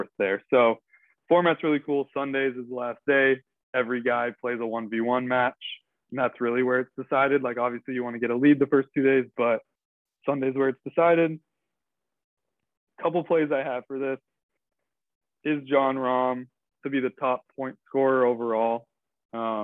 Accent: United States; I am an American

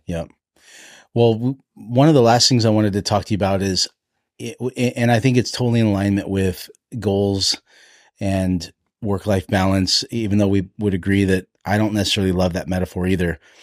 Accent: Hawaii, United States; I'm, I'm Hawaiian

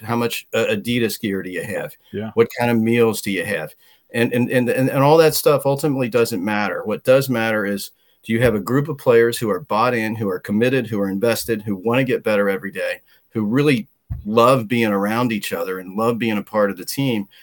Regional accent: Cincinnati, Ohio, United States; I'm from uh, Anderson Township in the uh, Cincinnati. I still live about five minutes from where I grew up

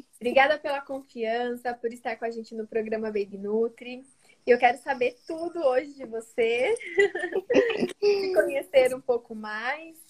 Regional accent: interior of São Paulo, Brazil; moved away as an adult; also born or lived in Maringá; now in Santos, Brazil; eu não sou de Maringá, sou do interior de São Paulo, mas eu morava em Maringá durante o período da faculdade.

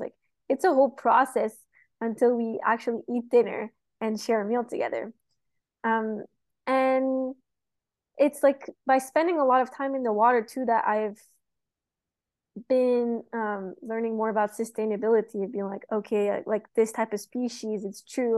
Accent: Montreal, Quebec, Canada; moved away as an adult; now in Florida, United States; I'm from Montreal, so I grew up in the city

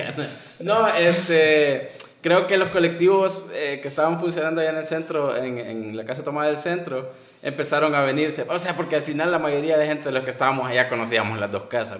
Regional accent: El Salvador; los 10 mil millones que tenemos como salvadoreños

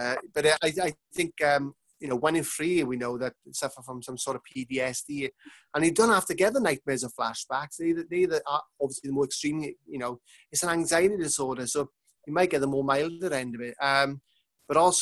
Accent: Manchester, North West England, United Kingdom; I'm coming from Manchester

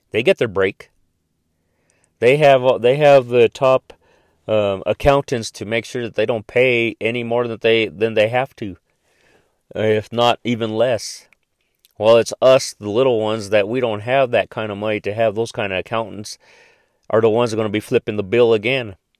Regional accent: United States; American citizens

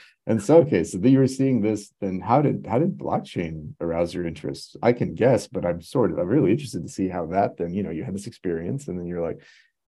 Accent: Fremont, California, United States; I grew up in Fremont across the bay, right? And so the big Afghan refugee community over there.

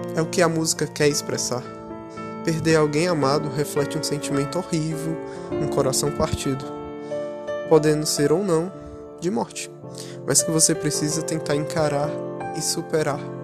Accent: Brazil; meu país, o Brasil

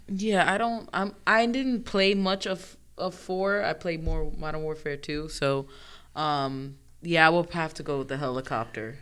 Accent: New York, United States; I'm from New York

